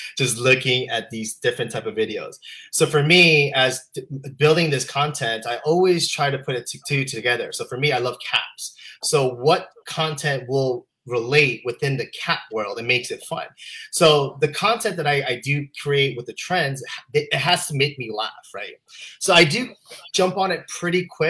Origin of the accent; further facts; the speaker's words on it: Utah, United States; I was raised in Utah